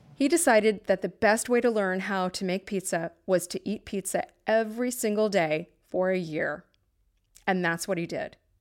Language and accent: English; New Haven, Connecticut, United States; I'm from New Haven